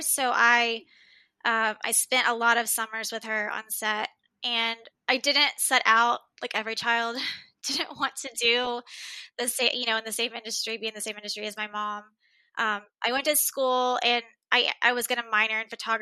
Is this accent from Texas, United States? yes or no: yes; Dallas, Texas, United States; born and raised in Dallas.